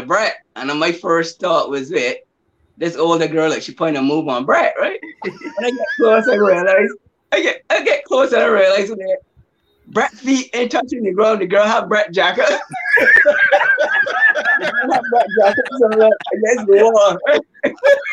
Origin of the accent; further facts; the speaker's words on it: Barbados; I grew up around in Barbados, around them